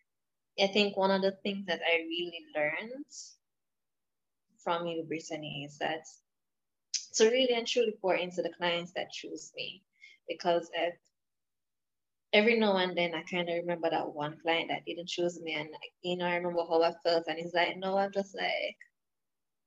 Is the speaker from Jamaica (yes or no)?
yes; Jamaica; I am from Jamaica, so I'm not in the US.